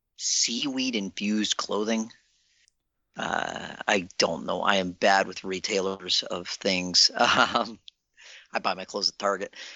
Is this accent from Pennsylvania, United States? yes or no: no; Virginia, United States; I grew up in Virginia